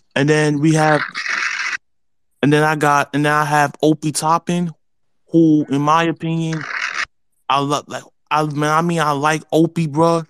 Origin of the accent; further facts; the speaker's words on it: New York City, New York, United States; moved away as an adult; now in Atlanta, United States; I'm from Harlem